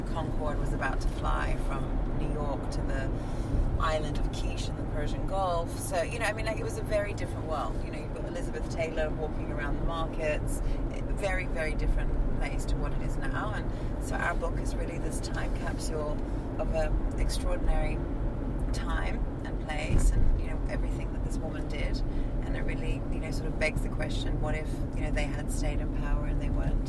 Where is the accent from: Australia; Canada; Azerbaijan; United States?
Azerbaijan; born there; So I was born in Azerbaijan, which is a neighboring country, which is the former Soviet Union.